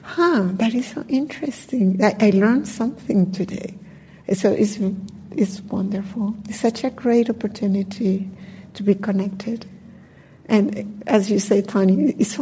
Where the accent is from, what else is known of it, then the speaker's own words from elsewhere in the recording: Colombia; I'm from Colombia